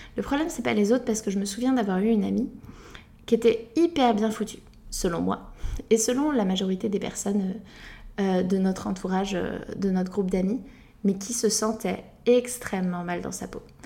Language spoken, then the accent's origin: French; France; en tant que française